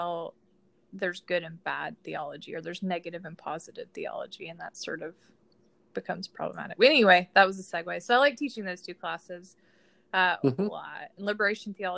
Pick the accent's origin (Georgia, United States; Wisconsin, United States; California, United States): Georgia, United States; I grew up in Georgia and I grew up Southern Baptist